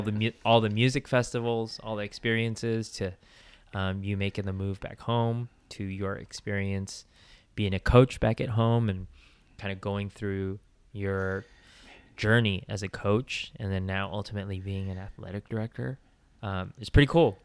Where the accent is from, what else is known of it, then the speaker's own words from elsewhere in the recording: Bay Area, California, United States; we have similar backgrounds growing up in the Bay Area